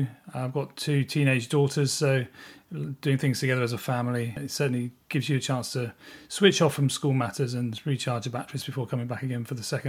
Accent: South East England, United Kingdom; And as a pupil growing up in North Kent, I was fortunate enough to attend a middle school.

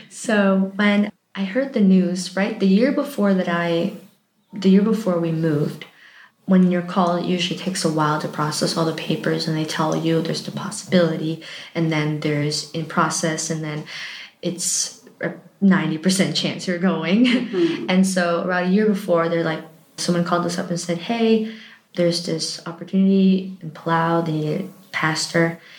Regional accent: Michigan, United States; also born or lived in Pennsylvania / Montana; I was born in Pennsylvania, United States, and just moved across kept going west. With I pretty much grew up in Michigan, and then I moved to Montana

